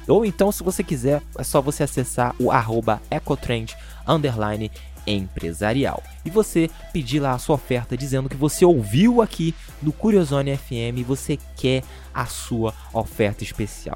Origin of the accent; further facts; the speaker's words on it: Rio de Janeiro, Brazil; now in Salvador, Brazil; Eu sou carioca